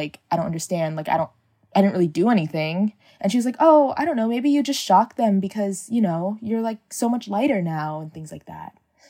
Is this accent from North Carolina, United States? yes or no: no; San Diego, California, United States; I am from San Diego. I'm 21 years old, and I identify as Filipino American.